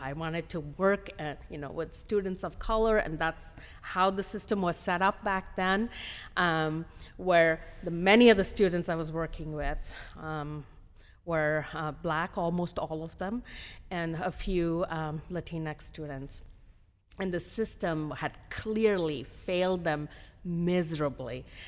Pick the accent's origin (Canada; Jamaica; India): India; moved away as an adult; also born or lived in Hyderabad, India; now in United States; I was born in India, um, and I came to the United States